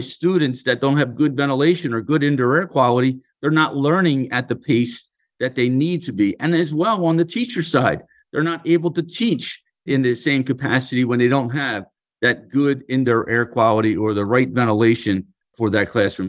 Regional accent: Philadelphia, Pennsylvania, United States; So, I come from Philadelphia. I grew up in the city. I was born and raised in a row home, what we call row homes in Philadelphia.

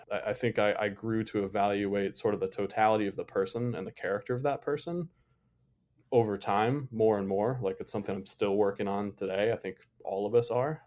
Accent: Toledo, Ohio, United States; moved away; growing up outside of Toledo, Ohio

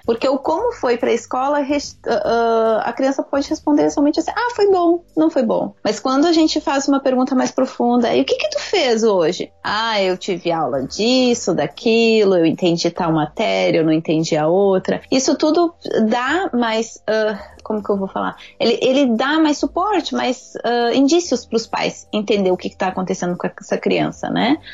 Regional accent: Porto Alegre, Rio Grande do Sul, Brazil; moved away as an adult; now in Japan; eu sou gaúcha de Porto Alegre

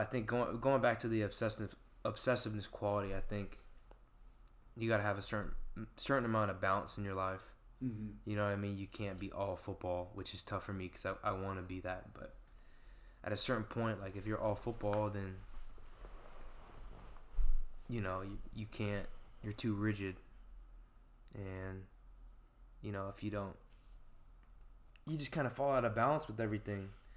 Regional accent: West Linn, Oregon, United States; I grew up in Westland, Oregon, with 7 siblings

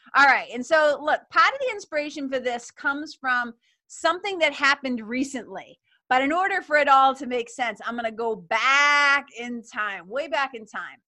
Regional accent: Lawrence, Massachusetts, United States; it's got me feeling it's got me feeling nostalgic for my hometown

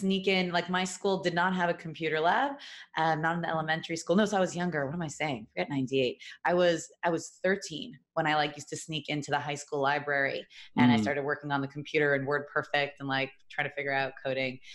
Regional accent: New York, United States; moved away as an adult; now in Los Angeles, United States; I grew up in New York, I did 23 years

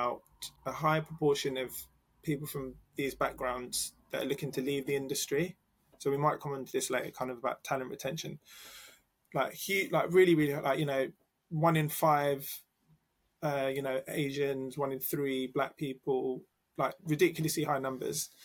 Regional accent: London, United Kingdom; Oh, London

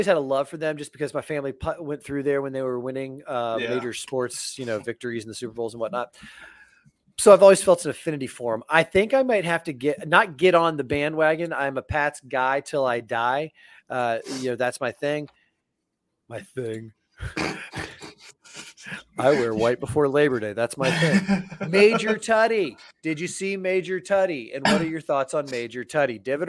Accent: Fairfax, Virginia, United States; born there; I was born in Washington or right outside of Washington, D.C. in Fairfax, Virginia.

